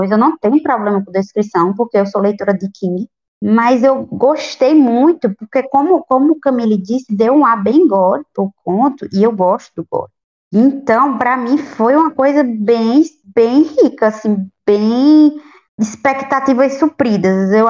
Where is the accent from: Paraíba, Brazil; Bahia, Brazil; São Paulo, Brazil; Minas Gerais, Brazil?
Paraíba, Brazil; the homeland of Augusto dos Anjos; Não acredito que ele é da minha terra